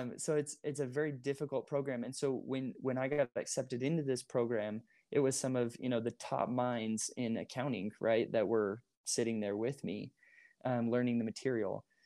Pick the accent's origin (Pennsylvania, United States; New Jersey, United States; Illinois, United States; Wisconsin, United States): New Jersey, United States; Moorestown; moved away as an adult; also born or lived in Utah County, Utah; I grew up in Moorestown